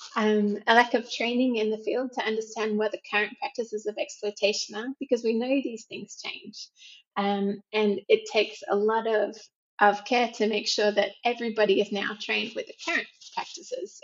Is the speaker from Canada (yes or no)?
no; Australia; moved away as an adult; also born or lived in South Africa; now in Macau, China; I'm originally from Australia